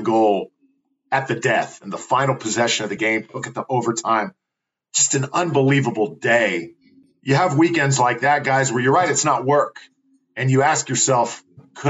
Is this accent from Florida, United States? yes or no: yes; Tampa, Florida, United States; my hometown team, the Tampa Bay Rowdies. I actually went to a few games when I was growing up